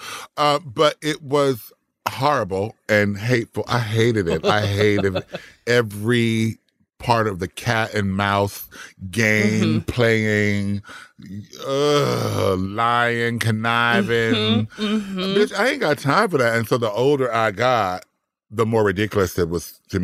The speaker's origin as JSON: {"language": "English", "town": "Compton", "region": "California", "country": "United States", "said": "I'm from Compton"}